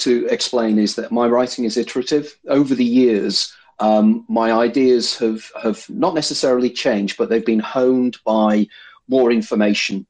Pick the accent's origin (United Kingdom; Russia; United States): United Kingdom; Liverpool, North West England